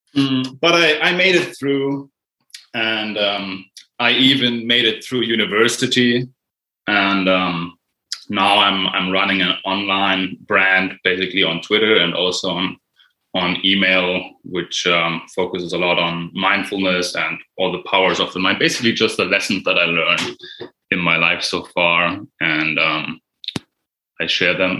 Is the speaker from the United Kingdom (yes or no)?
no; Germany; English is a second language; I'm from Germany